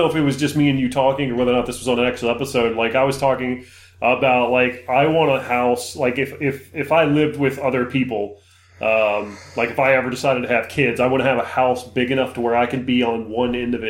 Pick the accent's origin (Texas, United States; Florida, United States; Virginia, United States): Virginia, United States; Louisa County; moved away as an adult; also born or lived in Stafford, Virginia / Spotsylvania County, Virginia; when I moved to Louisa, I say 17 homes, but I lived in Louisa from the time I was 5 until I was like 20.